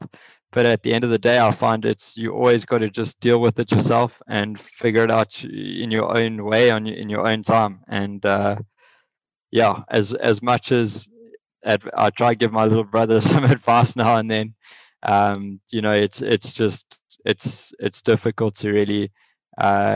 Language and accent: English; South Africa; moved away; the only ones from our country